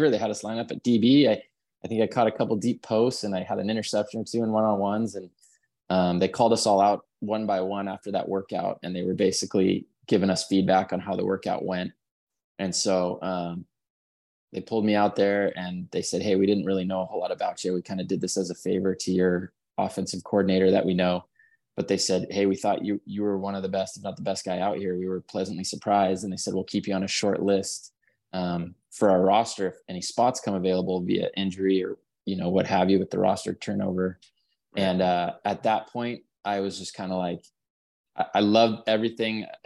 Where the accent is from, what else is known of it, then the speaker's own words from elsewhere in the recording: California, United States; born there; I was born up in the Bay Area.